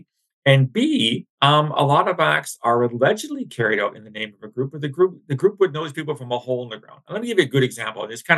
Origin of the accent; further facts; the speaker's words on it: London, Ontario, Canada; my hometown of London